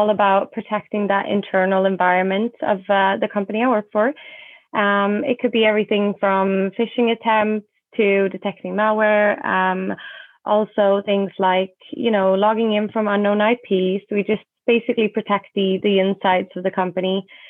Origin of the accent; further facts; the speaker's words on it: Sweden; moved away; I come from Sweden